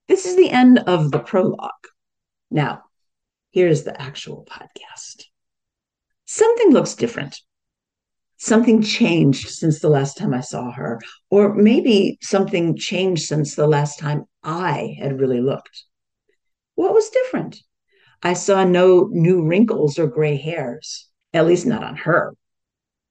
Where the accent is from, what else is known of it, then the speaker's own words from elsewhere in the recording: Australia; an Australian Jewish woman. I am neither Israeli nor Palestinian, but I am a Jew in Australia